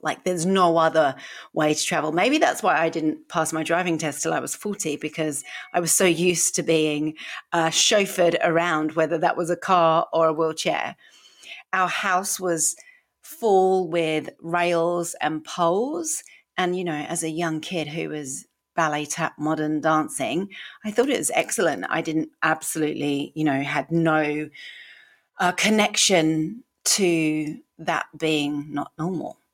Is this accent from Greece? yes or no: no; United Kingdom; accent: British; moved away as an adult; also born or lived in Sydney, Australia; now in Queensland, Australia; from my accent, I am British